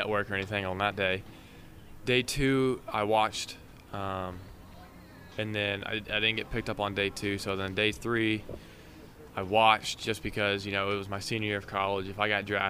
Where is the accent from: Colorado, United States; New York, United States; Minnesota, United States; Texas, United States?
Texas, United States; Huffman; So I went to a small high school in about an hour northeast of Houston. It's in Huffman.